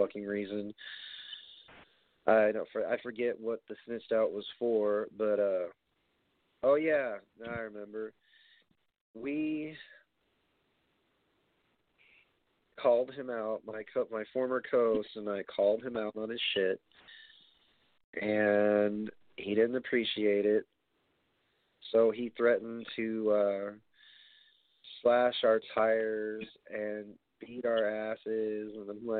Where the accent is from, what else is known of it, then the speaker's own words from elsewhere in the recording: New York City, New York, United States; my hometown at Barclays